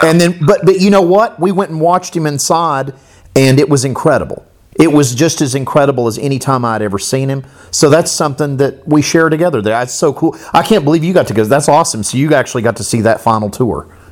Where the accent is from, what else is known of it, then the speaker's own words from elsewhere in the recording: Florida, United States; I grew up in Florida